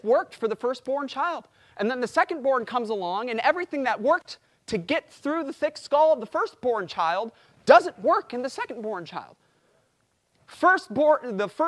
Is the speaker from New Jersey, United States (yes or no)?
no; Chicago, Illinois, United States; I'm from Chicago.